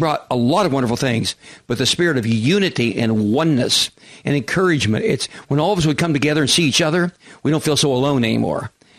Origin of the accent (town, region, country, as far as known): Kansas, United States; also born or lived in Oklahoma City, Oklahoma; now in San Diego, United States